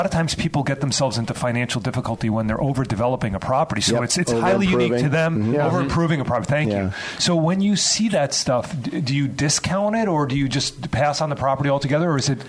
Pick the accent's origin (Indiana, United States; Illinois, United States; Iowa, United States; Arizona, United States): Illinois, United States; Chicago; I grew up in the Chicagoland area